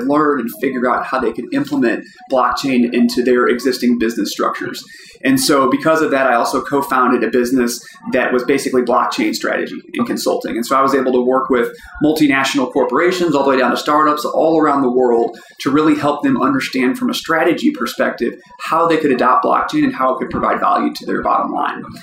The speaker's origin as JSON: {"language": "English", "town": "St. Louis", "region": "Missouri", "country": "United States", "tie": "born or raised there", "said": "I'm from St. Louis. I grew up here."}